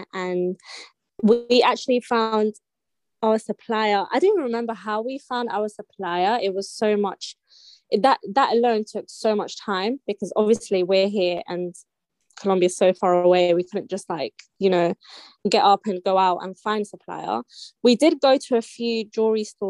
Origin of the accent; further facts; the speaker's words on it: London, United Kingdom; I'm from South London. I've lived in South London my whole life. I was born in King's College, Camberwell, and I live in Peckham